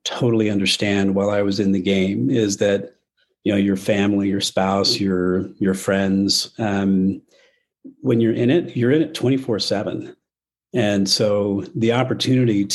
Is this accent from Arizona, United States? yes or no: yes; Arizona, United States; now in Utah, United States; I grew up in Arizona, so I ski with a Phoenix accent